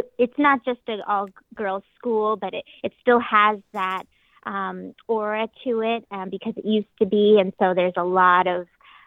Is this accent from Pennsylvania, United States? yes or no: yes; Scranton, Pennsylvania, United States; also born or lived in New York City; I grew up here in Scranton